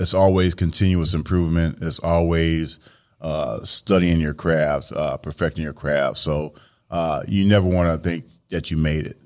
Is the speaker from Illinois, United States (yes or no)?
yes; Joliet, Illinois, United States; born and raised in Joliet, uh, Illinois